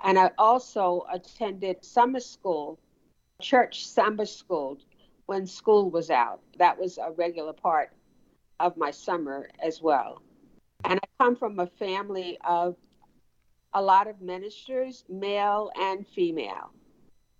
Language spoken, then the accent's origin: English; Wilson, North Carolina, United States; moved away as an adult; also born or lived in New York; I grew up in Wilson, North Carolina.